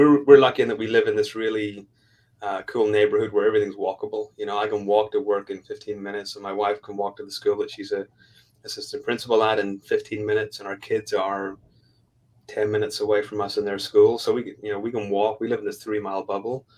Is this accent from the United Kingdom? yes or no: yes; Belfast, Northern Ireland, United Kingdom; moved away as an adult; also born or lived in Raleigh, North Carolina; now in Tulsa, United States; I'm from Belfast, Northern Ireland. I'm not from the US.